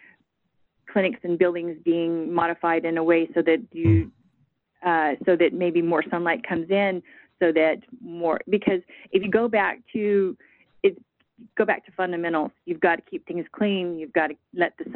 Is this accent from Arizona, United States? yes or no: yes; Arizona, United States; now in Texas, United States; I'm from Arizona, so the acuity staffing that I saw there was very different than what we have here in Texas.